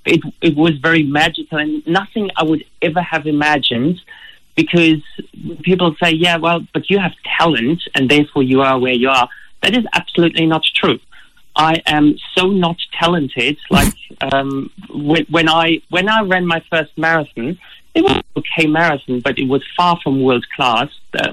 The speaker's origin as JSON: {"language": "English", "country": "Germany", "second_language": "English", "lives_now": "Australia", "said": "As you can hear from my accent, originally I'm not Australian. I come from Germany."}